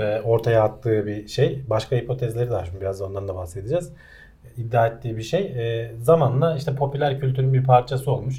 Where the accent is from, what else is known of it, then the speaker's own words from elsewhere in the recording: Turkey; first language Turkish; biz Türkler olarak